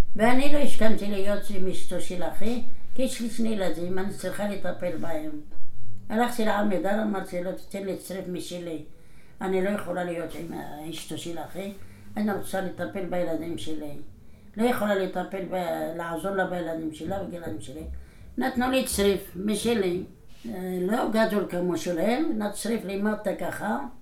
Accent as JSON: {"language": "Hebrew", "country": "Morocco", "tie": "born or raised there", "moved": "as an adult", "lives_now": "Israel", "said": "אני נולדתי במרוקו, בעיר שקראו לה קלעס סרגנה. גדלתי בבית דתי"}